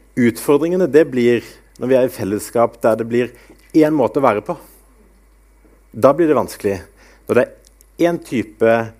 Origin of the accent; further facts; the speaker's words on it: Grimstad, Agder, Norway; also born or lived in Askim; now in Bryne, Norway; Jeg kommer opprinnelig fra Sørlandet, fra Grimstad